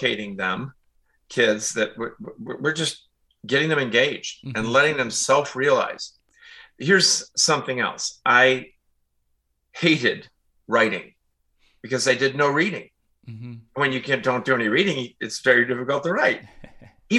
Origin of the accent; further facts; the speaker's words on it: Chicago, Illinois, United States; I grew up in Chicago, out in the suburb